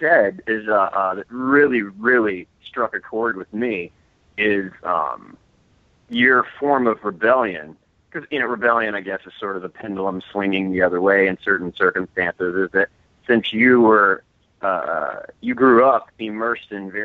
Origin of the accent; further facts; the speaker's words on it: Florida, United States; I'm from Florida